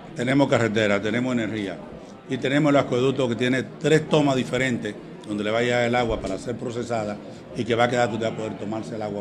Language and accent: Spanish; Miches, El Seibo, Dominican Republic; el municipio de Miche, donde yo nací